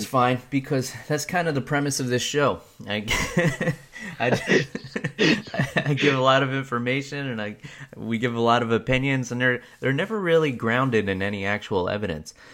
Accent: New York, United States; moved away; also born or lived in New Jersey; I was born and raised in New York

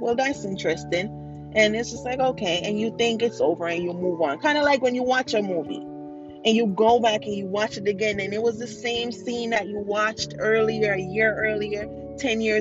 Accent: Jamaica; being a Jamaican child and having Jamaican parents and growing up in a Jamaican household

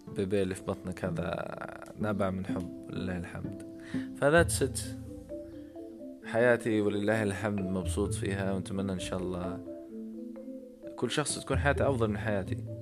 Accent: Libya; انا كشاب ليبي

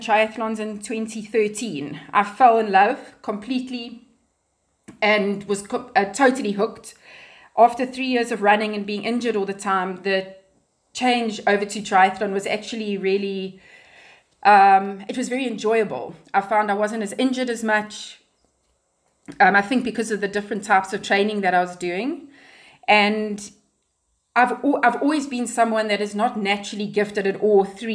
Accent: Pietermaritzburg, KwaZulu-Natal, South Africa; also born or lived in Durban / Ballito / Johannesburg; now in Cape Town, South Africa; I grew up in Pietermaritzburg

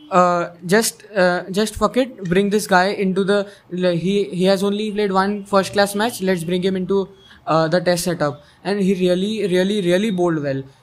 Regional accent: India; we Indians as Indians

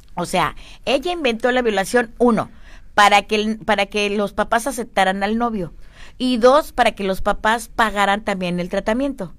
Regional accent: Mexico; mi obligación como mexicana, como mujer, como madre y como bruja

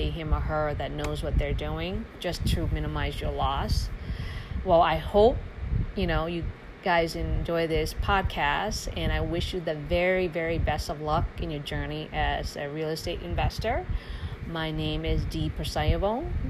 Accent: Laos; now in Charlotte, United States; I am a refugee from Laos, it's a small small country next to Thailand, Vietnam, and Cambodia.

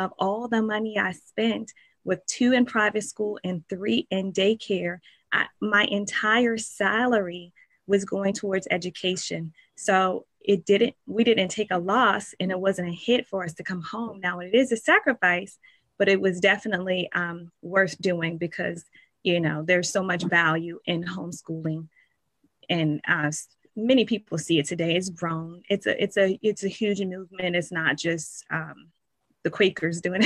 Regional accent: Richmond, Virginia, United States; I grew up in Richmond, Virginia.

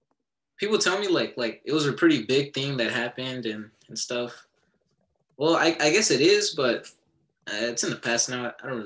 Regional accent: Austin, Texas, United States; Austin, Texas, born and raised.

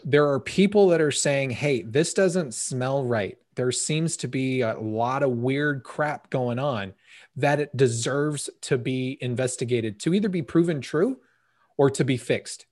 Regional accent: United States; As an American

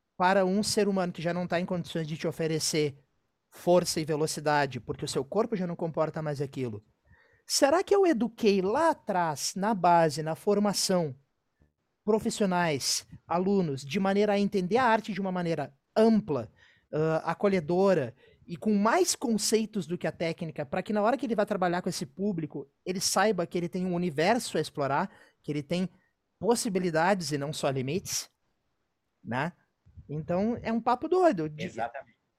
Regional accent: Rio Grande do Sul, Brazil; foi a primeira vez que eu saí do Rio Grande do Sul

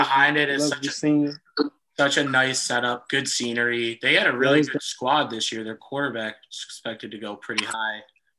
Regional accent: Illinois, United States; I'm from Illinois, and I just lived in a area not too far outside Chicago

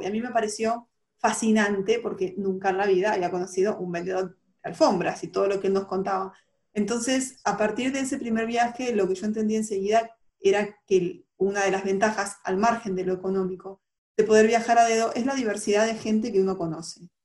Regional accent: Argentina

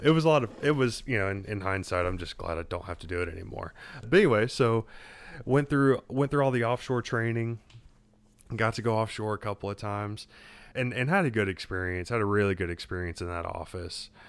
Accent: Southeast Texas, United States; moved away as an adult; also born or lived in Louisiana; I grew up in Southeast Texas, which is a little bit like Louisiana West.

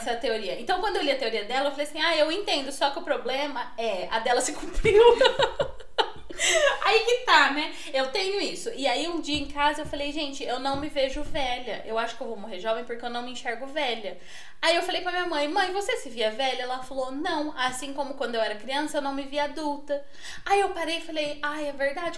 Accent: Northeast Region, Brazil; moved away; also born or lived in Portugal; Eu já encarnava já o sangue nordestino que eu tenho pra falar da minha terra

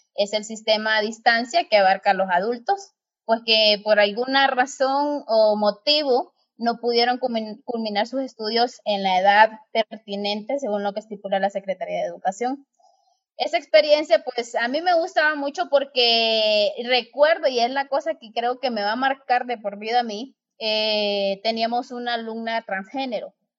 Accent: Honduras; mi soy hondureña. A nosotros nos dicen catrachas

